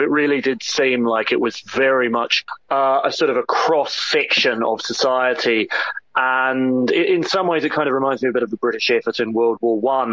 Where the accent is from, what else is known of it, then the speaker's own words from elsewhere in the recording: New Zealand; moved away as an adult; also born or lived in United Kingdom; I grew up in New Zealand, but I've actually lived in Britain for most of the last ten years